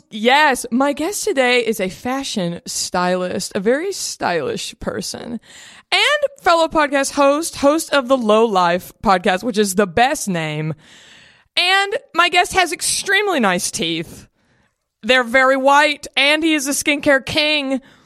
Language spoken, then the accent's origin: English; Dallas, Texas, United States; I'm from Dallas